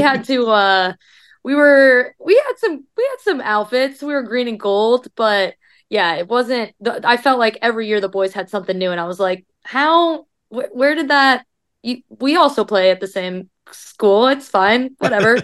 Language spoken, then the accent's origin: English; Iowa, United States; moved away as an adult; now in Louisville, United States; Iowa is my hometown